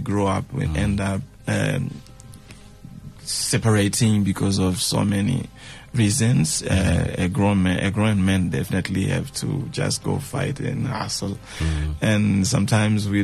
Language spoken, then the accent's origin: English; Manjacaze, Gaza Province, Mozambique; first language Tsonga (Shangana); English is a second language; also born or lived in Xai-Xai, Gaza, Mozambique; now in Maputo, Mozambique; I was born there in Gaza province. And I'm staying now in Maputo province, the capital of the country